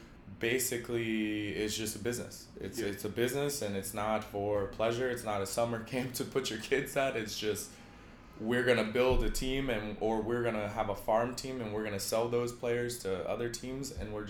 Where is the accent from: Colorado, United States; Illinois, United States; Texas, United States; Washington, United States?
Illinois, United States; Evanston; also born or lived in Chicago, Illinois; Yeah, I grew up in Evanston, Illinois, after we moved from the west side of Chicago, the gritty side, let's just say. When I was in grade school, we moved.